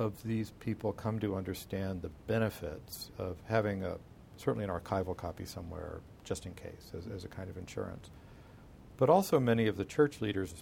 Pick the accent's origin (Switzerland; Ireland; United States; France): United States; here I am an American